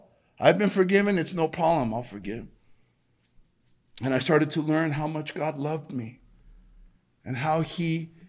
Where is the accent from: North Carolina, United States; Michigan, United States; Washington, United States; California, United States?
California, United States; El Monte; Growing up in El Monte is a tough neighborhood. I mean, I was there in the middle of gang in the 90s. Late 80s, early 90s.